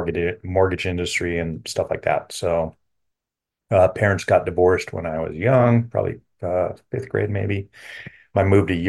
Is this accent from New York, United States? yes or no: no; Los Angeles, California, United States; born there; So I was born in Los Angeles, California.